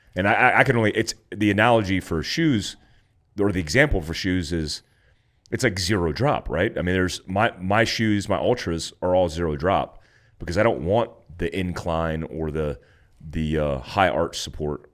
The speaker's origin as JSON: {"language": "English", "region": "Florida", "country": "United States", "tie": "born or raised there", "also_born_or_lived": "California", "said": "me growing up in Florida, born in Cali, growing up in Florida, like I grew up in flip flops."}